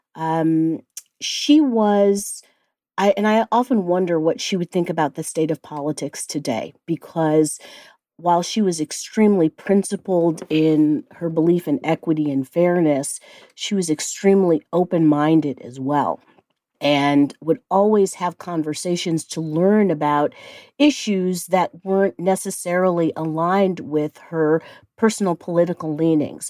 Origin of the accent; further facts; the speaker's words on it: Cleveland Heights, Ohio, United States; moved away; I am from the Midwest and I grew up in Cleveland Heights, Ohio